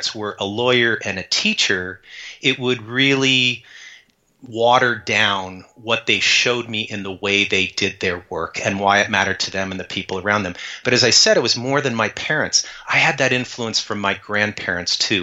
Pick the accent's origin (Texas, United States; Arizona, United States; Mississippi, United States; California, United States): Arizona, United States; Tucson; I grew up in Tucson, Arizona